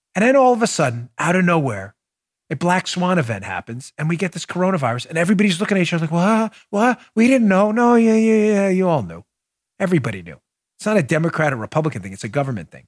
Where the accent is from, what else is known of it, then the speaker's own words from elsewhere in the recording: Glendale, New York, United States; I grew up in Glendale, New York, where it was known for graveyards and bars